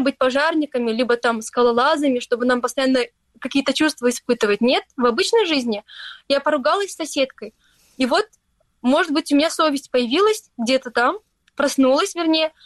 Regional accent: Stary Krym, Crimea, Ukraine; now in Turkey; я выросла в Крыму, в маленьком городе, Старом Крыму

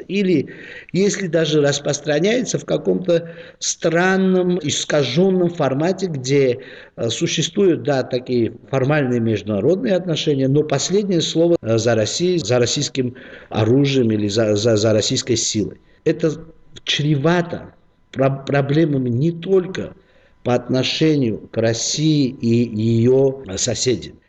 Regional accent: Georgia; Мы, грузины

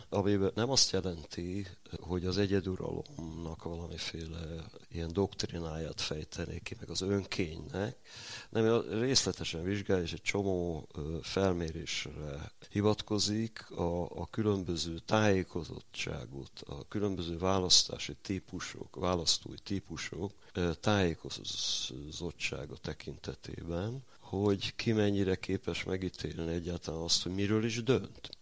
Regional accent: Hungary; falusi vagyok

